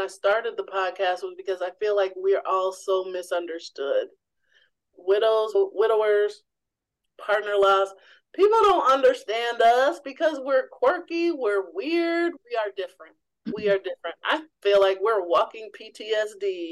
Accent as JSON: {"language": "English", "region": "Missouri", "country": "United States", "tie": "born or raised there", "said": "I grew up in the Show Me State in Missouri"}